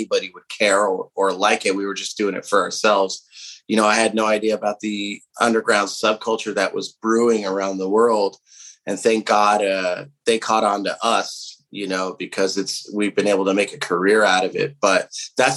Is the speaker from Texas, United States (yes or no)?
no; Southern California, United States; we come from Southern California, where we've been dominated by punk and hardcore, especially the town that we came from